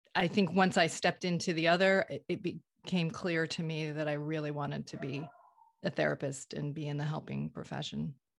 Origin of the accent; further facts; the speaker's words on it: Vermont, United States; I grew up in Vermont, liberal Vermont, in a conservative faith